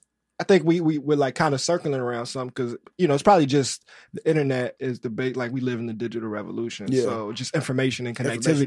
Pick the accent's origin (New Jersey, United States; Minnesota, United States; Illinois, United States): Illinois, United States; Chicago; I'm from the South Side.